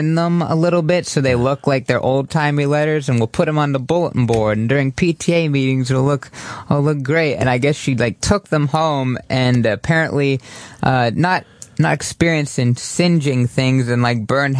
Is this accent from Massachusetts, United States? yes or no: no; Oregon, United States; moved away; growing up in Oregon